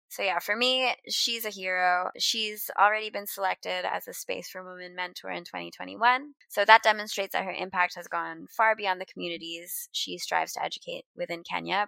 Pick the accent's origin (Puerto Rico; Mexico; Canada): Canada; moved away; I haven't lived in Canada in a long time, but I still identify as Canadian